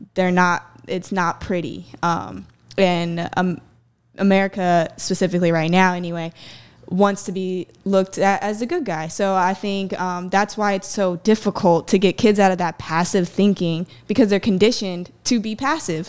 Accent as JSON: {"language": "English", "town": "Myrtle Beach", "region": "South Carolina", "country": "United States", "tie": "born or raised there", "said": "I grew up here in, uh, Myrtle Beach."}